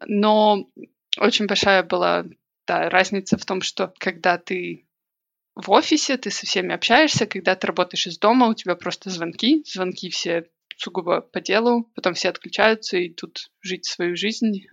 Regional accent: Minsk, Belarus; moved away as an adult; now in Manchester, United Kingdom; я родилась, выросла, училась в Минске

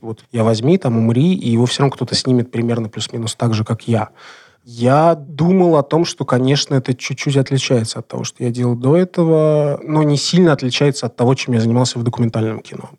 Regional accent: Moscow, Russia; я москвич

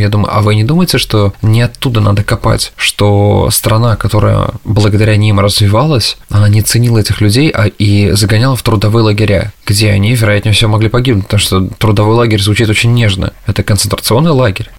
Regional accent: Russia; now in United States; Я из России

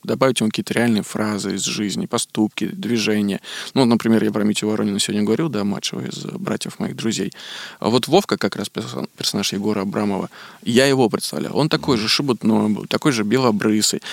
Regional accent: Veliky Novgorod, Novgorod Oblast, Russia; born or raised there; now in Moscow, Russia

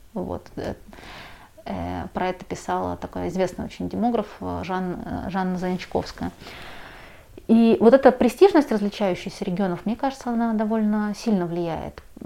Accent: Moscow, Russia; Я родилась уже в Москве, а в Магадане никогда не была

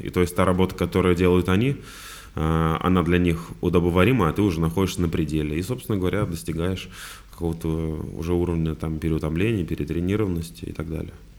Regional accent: Vladimir, Vladimir Oblast, Russia; я вообще из Владимира сам

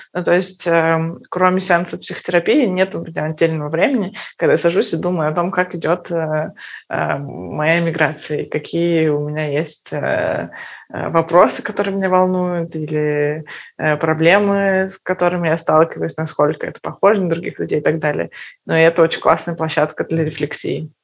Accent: Perm, Perm Krai, Russia; moved away; мы из Перми

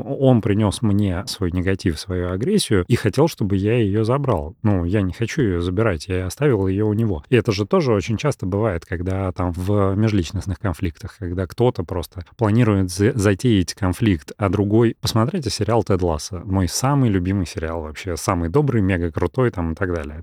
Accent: Russia; first language Russian; я армянин, потому что о, оба моих родителя армяне, но я там всю жизнь прожил в России и, и там русский мой родной язык

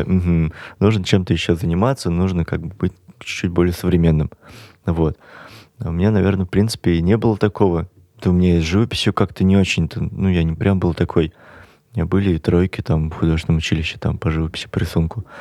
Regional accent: Kazan, Tatarstan, Russia; moved away as an adult; now in Moscow, Russia; я уехал просто из Казани

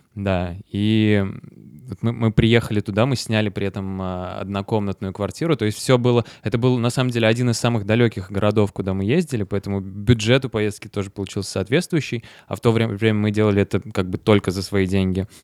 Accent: Votkinsk, Udmurtia, Russia; Мой, мой родной город Воткинск

